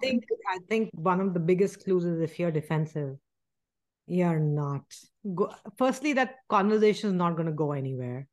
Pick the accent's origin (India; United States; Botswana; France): India; moved away; we grew up in India.